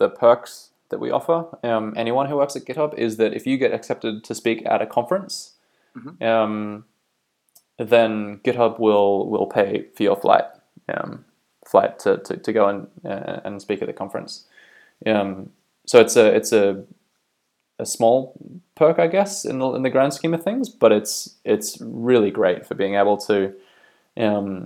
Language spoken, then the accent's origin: English; Bay of Islands, North Island, Northland, New Zealand; moved away as an adult; also born or lived in Auckland, New Zealand / Australia; now in County Down, Northern Ireland, United Kingdom; I'm originally from New Zealand. I grew up in the Bay of Islands up north in North Island.